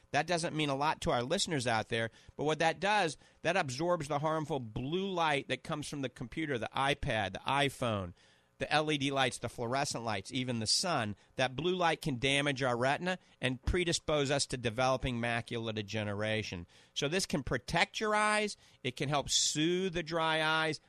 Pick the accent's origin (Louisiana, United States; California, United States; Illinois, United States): Louisiana, United States; New Orleans; moved away; I grew up in New Orleans